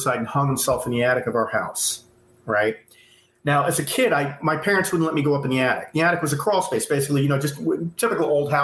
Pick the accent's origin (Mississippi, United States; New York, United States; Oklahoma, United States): New York, United States; moved away as an adult; also born or lived in California; I'm originally from New York.